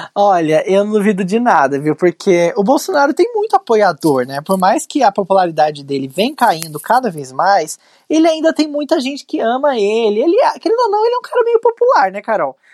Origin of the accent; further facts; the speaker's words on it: São José dos Campos, São Paulo, Brazil; lá na minha cidade, São José dos Campos